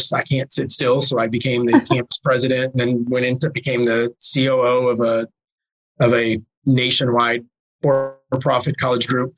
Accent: Detroit, Michigan, United States; I'm from Michigan, I'm from the Detroit area

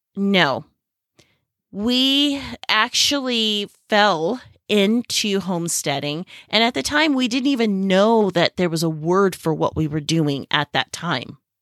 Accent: Silicon Valley, California, United States; moved away as an adult; now in Southern Arizona, United States; I grew up in the Silicon Valley of California

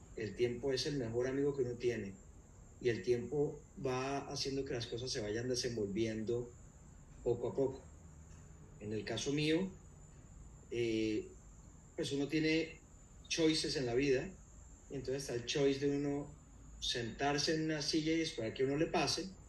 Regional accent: Cali, Valle del Cauca, Colombia; yo soy originalmente de, Cali, eh, nací en Cali, crecí en Cali

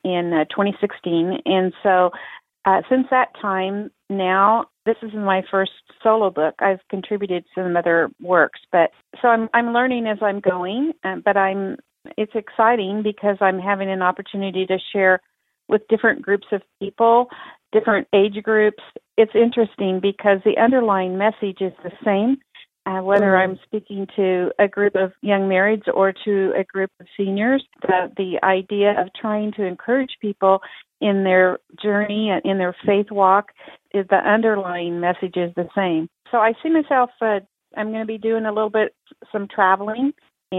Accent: Topeka, Kansas, United States; my hometown in Topeka, Kansas

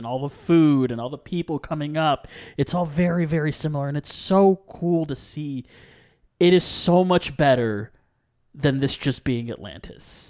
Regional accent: Puerto Rico; I'm from Puerto Rico

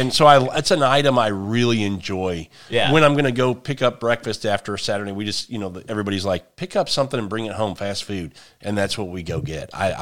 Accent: Midwest, United States; It's growing though, because I'm from the Midwest, Kansas City, St. Louis, and kolache factories are up there now.

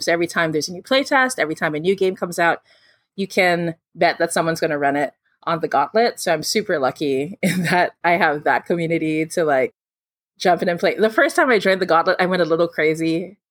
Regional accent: Philippines; I'm from the Philippines

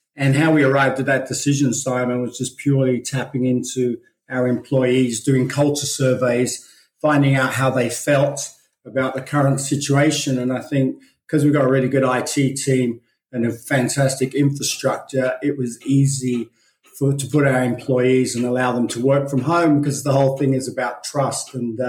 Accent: London, United Kingdom; moved away as an adult; also born or lived in Belfast / Australia; So actually my background was I was born in Belfast and kind of raised in London until I was 21 and then started traveling throughout the world, ended up in Australia in 1988.

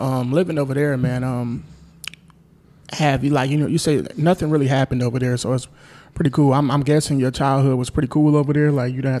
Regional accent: Milwaukee, Wisconsin, United States; growing up in Milwaukee, you know, being in certain areas. Like, you know, I wasn't in the hood, but I wasn't in, like, the suburbs or nothing. I was just, like, in the middle

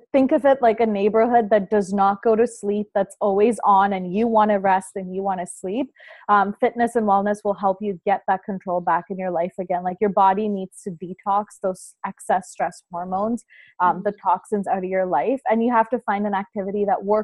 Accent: Toronto, Ontario, Canada; I'm from Toronto, Canada

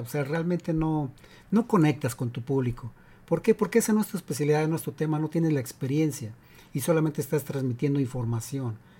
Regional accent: Mexico; now in United States; soy de México y en la secundaria

